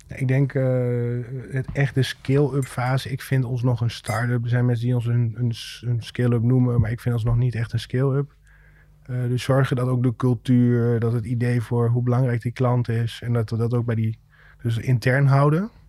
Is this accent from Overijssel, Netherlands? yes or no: yes; Rijssen, Overijssel, Netherlands; hebben we sinds kort kantoor in Rijssen. Mijn, mijn thuisstad